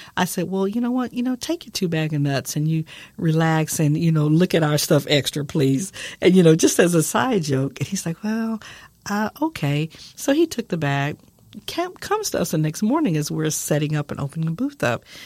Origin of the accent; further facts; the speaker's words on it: San Antonio, Texas, United States; I'm from San Antonio, Texas, born and raised